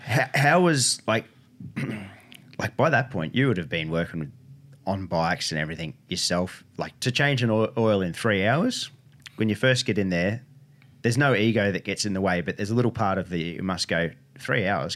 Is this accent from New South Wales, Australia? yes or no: yes; Northern New South Wales, Australia; growing up in Northern New South Wales